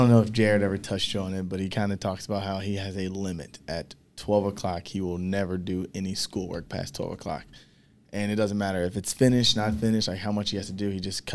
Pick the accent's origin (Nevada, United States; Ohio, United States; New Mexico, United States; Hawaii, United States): Ohio, United States; Cincinnati; I'm from Cincinnati